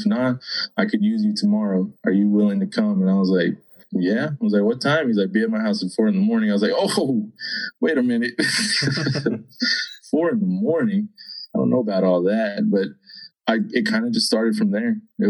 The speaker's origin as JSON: {"language": "English", "region": "Texas", "country": "United States", "said": "I mean, we come from Boomtown, USA, you know, I mean, West Texas, this is how it is, you know."}